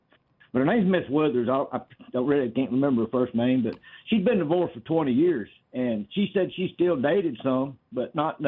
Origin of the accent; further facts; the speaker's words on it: Red Bay, Alabama, United States; also born or lived in Florence, Alabama; I'm actually from Red Bay. I live in Red Bay now.